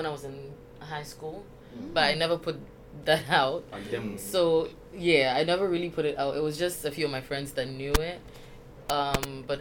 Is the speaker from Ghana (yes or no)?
yes; Ghana; I am Ghanaian